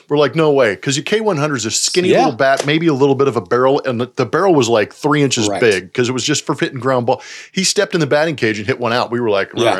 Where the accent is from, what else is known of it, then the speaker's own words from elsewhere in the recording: Southern California, United States; I grew up in Southern California.